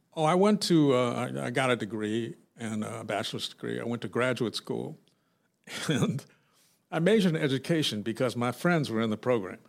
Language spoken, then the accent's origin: English; Los Angeles, California, United States; I grew up in South Central L